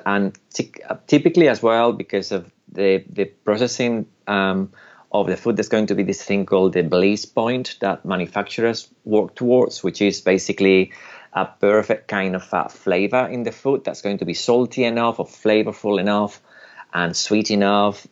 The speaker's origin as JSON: {"language": "English", "country": "United Kingdom", "also_born_or_lived": "Spain", "said": "I'm British and Spanish, but I'm very Spanish in my ancestors"}